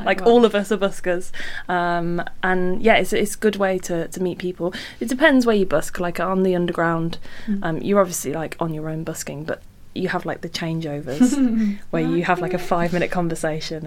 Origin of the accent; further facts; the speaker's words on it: Redditch, West Midlands, United Kingdom; now in London, United Kingdom; I'm from Redditch in Worcestershire